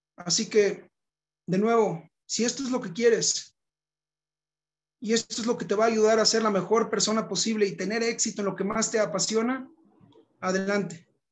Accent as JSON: {"language": "Spanish", "town": "Monterrey", "region": "Nuevo León", "country": "Mexico", "tie": "born or raised there", "also_born_or_lived": "Johannesburg, South Africa", "moved": "as an adult", "said": "Nací en Monterrey, Nuevo León, el norte de México, en 1990"}